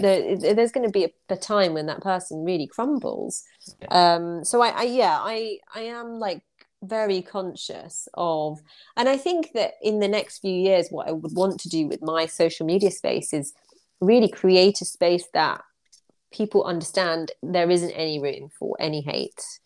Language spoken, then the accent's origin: English; United Kingdom; in the UK, when we go to a nail salon, we're very polite as a British society